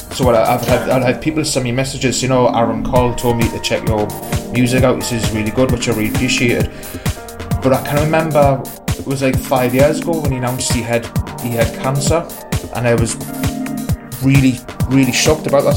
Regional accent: Newcastle upon Tyne, North East England, United Kingdom; I'm just a working class lad from, from Newcastle

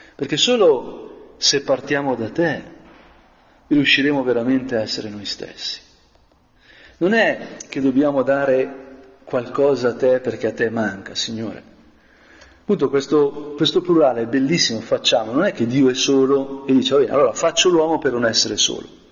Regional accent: Brianza, Lombardy, Italy; come Brianzolo Longobardo

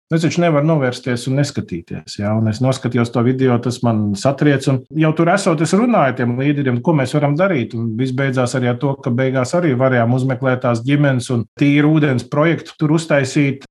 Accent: Latvia; mēs esam no Latvijas

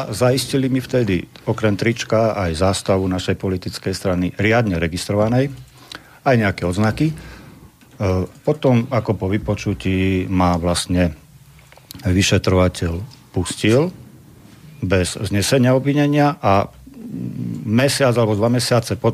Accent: Slovakia; To, že som Slovák.

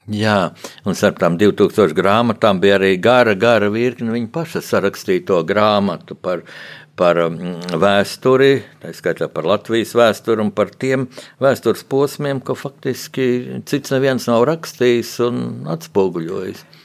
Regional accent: Latvia

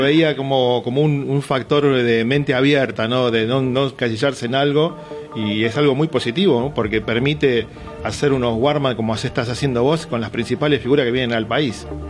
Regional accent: Argentina; como todo argentino

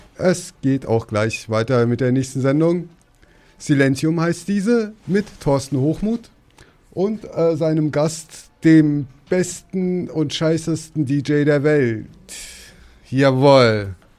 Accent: Hesse, Germany; now in Berlin, Germany; ich komme aus Hessen

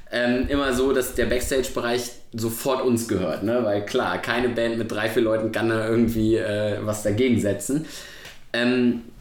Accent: Cologne, North Rhine-Westphalia, Germany; und das sage ich als Kölner

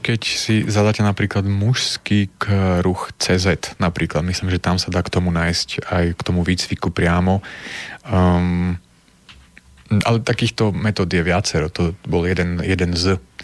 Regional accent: Prešov, Prešov Region, Slovakia; now in Nitra, Slovakia; nepochádzam z Nitre, ale žijem v Nitre, pochádzam z Prešova

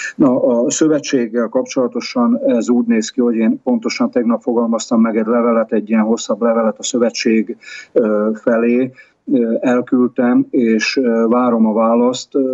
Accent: Hungary; now in Tomsk, Russia; magyarként nyugodtan

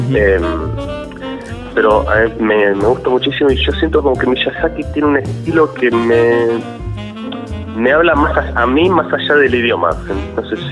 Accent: Azul, Buenos Aires Province, Argentina; now in Buenos Aires, Argentina; yo soy originariamente de Azul, provincia de Buenos Aires

